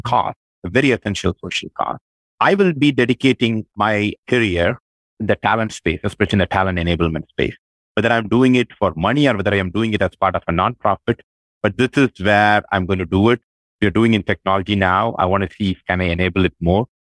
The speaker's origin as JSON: {"language": "English", "country": "India", "moved": "as an adult", "lives_now": "United States", "said": "I'm very proud of the fact of my origin, my Indian origin"}